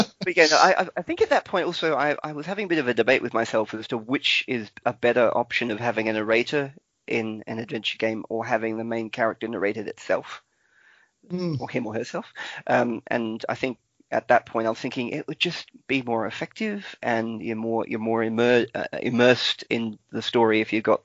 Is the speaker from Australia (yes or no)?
yes; Australia; I'm the Australian